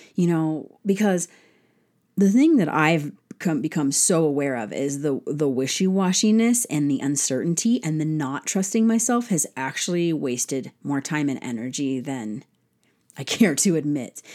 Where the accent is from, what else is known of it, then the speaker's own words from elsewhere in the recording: United States; as an American citizen